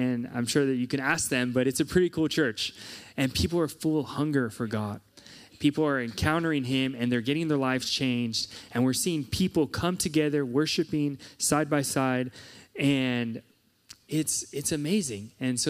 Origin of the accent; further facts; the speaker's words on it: Chula Vista, California, United States; now in South Africa; It's been so fun being back in San Diego. This is my hometown. I just grew up a few miles south of here in Chula Vista.